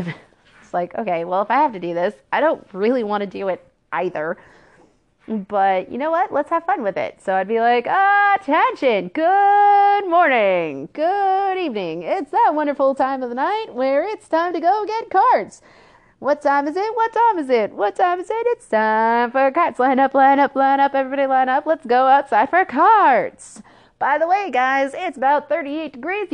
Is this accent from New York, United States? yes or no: no; Port Orchard, Washington, United States; moved away; I'm originally from Port Orchard, Kitsap County, Washington. So, born and raised, South Kitsap alumni